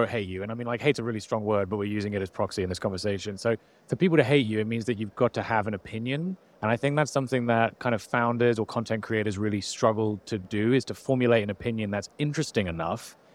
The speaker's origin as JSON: {"language": "English", "country": "United Kingdom", "said": "I'm British."}